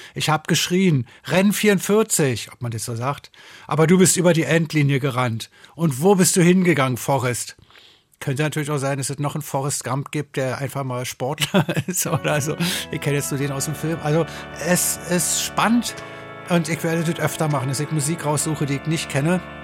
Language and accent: German; Berlin, Germany; Ich komme aus Berlin